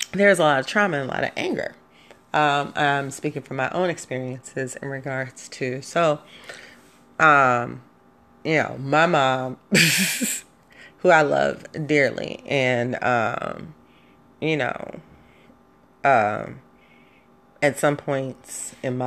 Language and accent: English; Chicago, Illinois, United States; we as High Park kids, we not project chicks. I'm not a project girl.